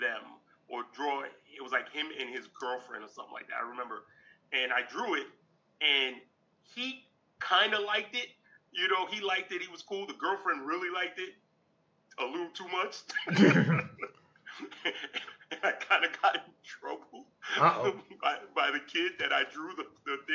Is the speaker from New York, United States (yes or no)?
yes; New York City, New York, United States; I was born in Brooklyn, New York. Actually, I'm still in my old neighborhood. So, what's crazy is, I grew up in Brooklyn